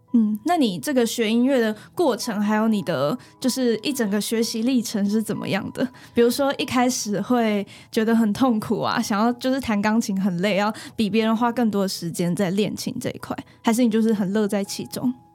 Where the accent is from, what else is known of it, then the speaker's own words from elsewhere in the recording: Miaoli County, Taiwan; 我们是苗栗人